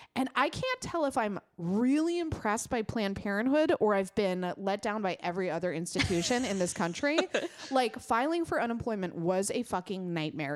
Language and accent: English; United States; as an American